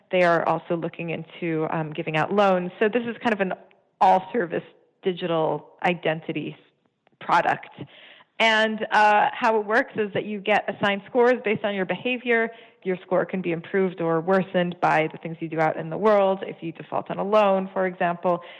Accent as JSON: {"language": "English", "country": "Canada", "said": "I'm Canadian. I give my fingerprints every time I go to the airport."}